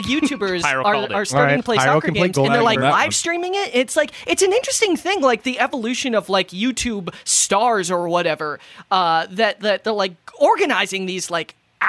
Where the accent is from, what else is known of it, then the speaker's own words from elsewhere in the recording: Minnesota, United States; I'm from Minnesota